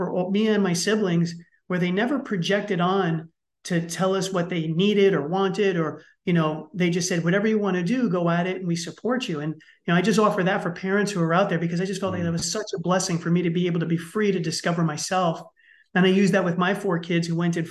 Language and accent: English; New York City, New York, United States; I grew up in the Bronx in New York City, and let's just say it's a tough place